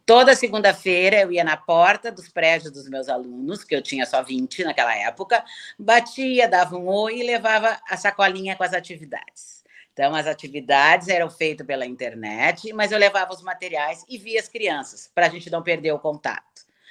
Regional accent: Porto Alegre, Rio Grande do Sul, Brazil; eu sou gaúcha, sempre morei em Porto Alegre

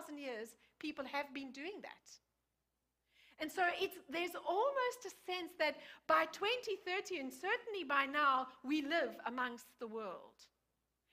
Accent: South Africa; moved away; I grew up in South Africa.

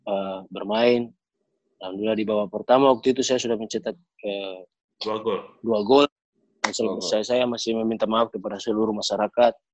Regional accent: Ternate, North Maluku, Indonesia; born there; saya pimpin teman-teman untuk datang ke Ternate saya punya punya target waktu datang ke tanah kelahiran saya sendiri sebagai lawan

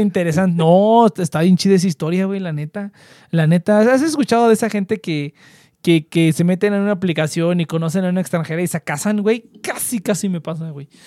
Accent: central Mexico, Mexico; accent: cantadito (del centro); Yo siempre que voy al norte, me están buleando y buleando por el acento

